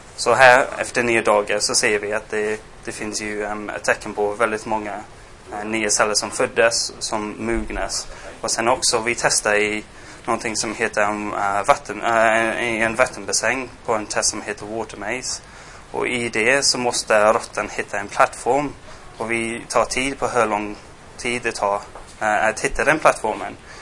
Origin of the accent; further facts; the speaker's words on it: England, United Kingdom; Swedish is a second language; moved away as an adult; also born or lived in Gothenburg, Sweden; now in Sweden; jag är engelsman. Jag flyttade hit för sex år sedan